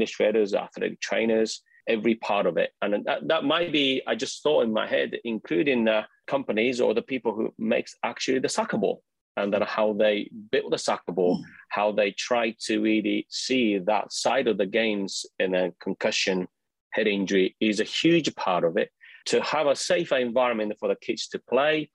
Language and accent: English; Japan; moved away; I come from Japan